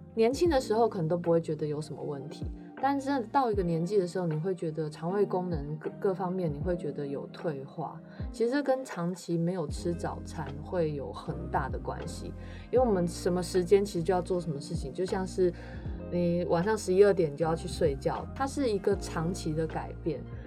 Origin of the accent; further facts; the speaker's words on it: northern China, China; 我是北方人，就很喜欢吃面食